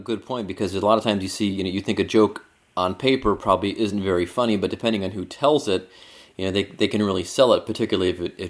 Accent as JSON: {"language": "English", "town": "Cleveland", "region": "Ohio", "country": "United States", "also_born_or_lived": "Pittsburgh", "moved": "yes", "said": "I'm from Cleveland originally"}